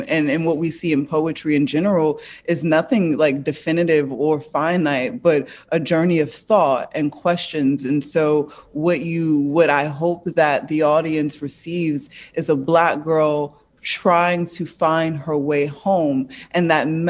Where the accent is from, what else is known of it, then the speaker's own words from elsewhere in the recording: Newark, New Jersey, United States; I come from Newark, New Jersey.